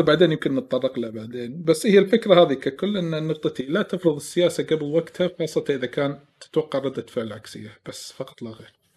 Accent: Kuwait; عندنا بالكويت

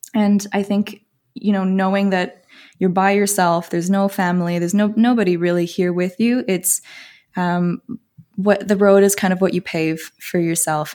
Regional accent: Toronto, Ontario, Canada; moved away; you can probably tell from my accent, but I'm from Canada, uh, born and raised in Toronto

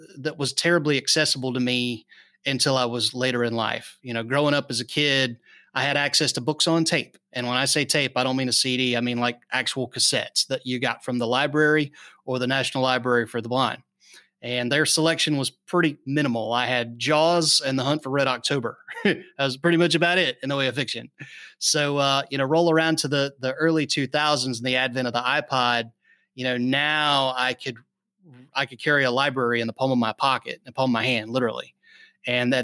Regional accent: North Florida, United States; we lived out in the sticks in North Florida.

